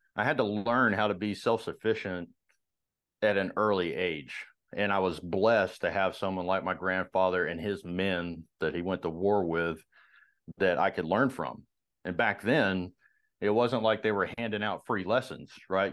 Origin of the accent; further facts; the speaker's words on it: Marietta, Georgia, United States; I grew up in uh, Marietta in, in, Georgia